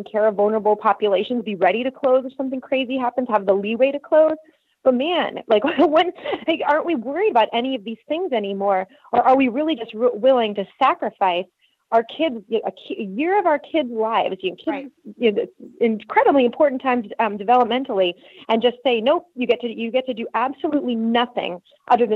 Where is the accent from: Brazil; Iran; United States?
United States; moved away as an adult; now in Germany; as an American